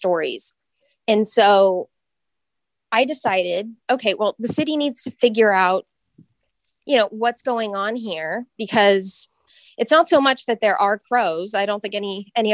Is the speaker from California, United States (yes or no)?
yes; Sunnyvale, California, United States; I grew up in Sunnyvale.